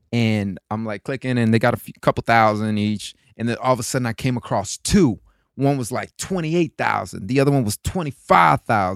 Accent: Florida, United States; moved away as an adult; my Spanish had a, had a twang from all the people that I was raised with in Florida

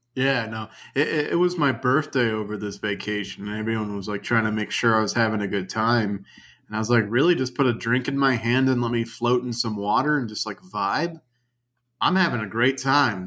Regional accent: Louisiana, United States; moved away; my hometown, which I won't talk about, uh, sits in the, a parish in Louisiana

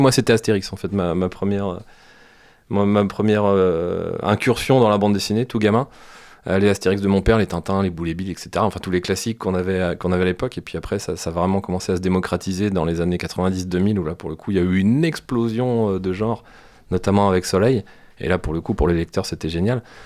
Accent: France; chez nous en France

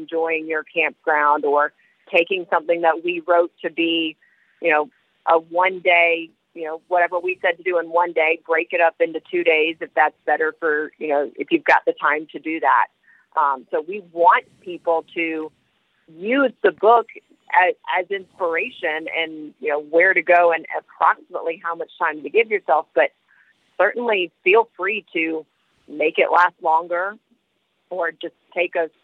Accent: Tallahassee, Florida, United States; also born or lived in Savannah, Georgia; now in Atlanta, United States; I grew up in Tallahassee, Florida, and then moved to Savannah for a little while, and I've been in the Atlanta

